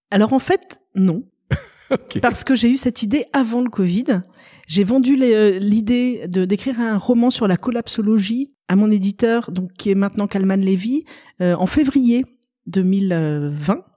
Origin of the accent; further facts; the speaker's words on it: Paris, Île-de-France, France; moved away as an adult; also born or lived in Tulle, Corrèze; now in Lectoure, France; j'ai été élevée à Paris. J'ai vécu euh, bah, jusqu'il y a six ans à Paris